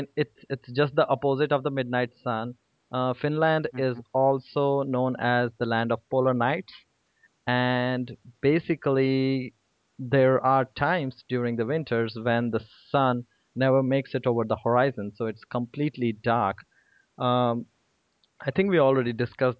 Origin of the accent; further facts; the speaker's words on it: India; I'm from India